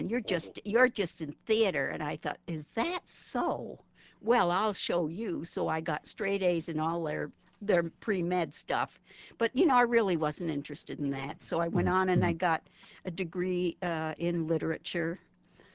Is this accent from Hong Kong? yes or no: no; Canada; moved away as an adult; I grew up in Canada, and I studied there